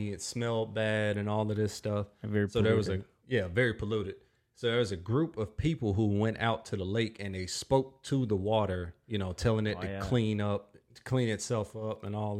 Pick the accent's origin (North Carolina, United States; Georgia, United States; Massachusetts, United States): North Carolina, United States; accent: Southern; now in Minnesota, United States; Like, me being from the South, that's why my accent sounds like this. Like, I can't get away from it, you know?